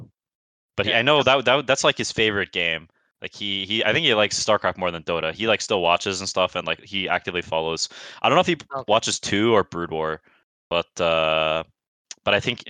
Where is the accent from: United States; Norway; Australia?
United States; I'm the American